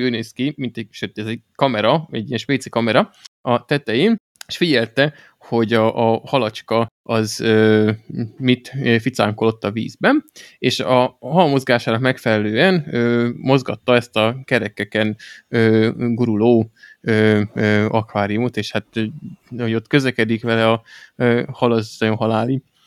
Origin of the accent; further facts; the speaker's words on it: Hungary; magyarok vagyunk